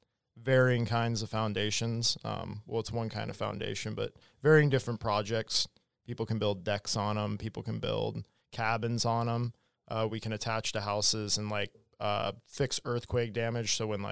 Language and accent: English; Anchorage, Alaska, United States; I was born here in Anchorage, but I've never been to Southeast.